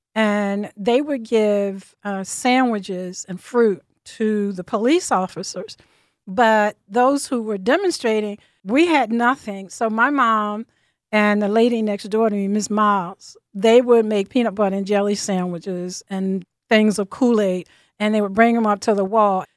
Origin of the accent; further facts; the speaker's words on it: Virginia, United States; now in Philadelphia, United States; I'm from Virginia